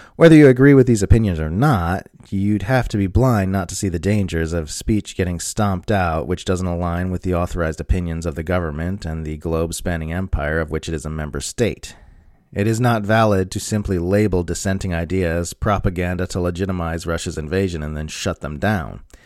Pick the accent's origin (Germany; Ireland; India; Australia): Australia; As an Australian